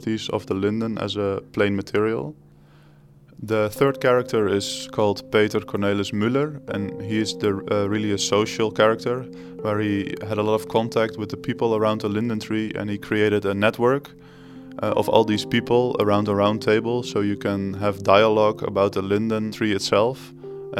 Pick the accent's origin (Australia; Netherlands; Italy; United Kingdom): Netherlands; we are from the Netherlands